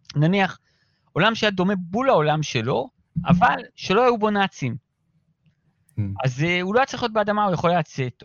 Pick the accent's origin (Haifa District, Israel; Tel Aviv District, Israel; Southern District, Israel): Tel Aviv District, Israel; Ramat Gan; אנחנו גדלנו כמו אה, חבורת פרטיזנים ביערות של רמת גן